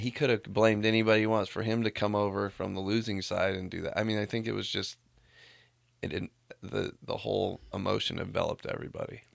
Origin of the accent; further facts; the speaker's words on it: Walnut, California, United States; I grew up in Walnut right by Pomona